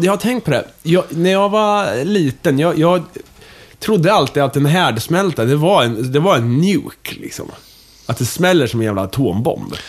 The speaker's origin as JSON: {"language": "Swedish", "town": "Kumla", "region": "Örebro County", "country": "Sweden", "moved": "yes", "said": "hemma i Kumla"}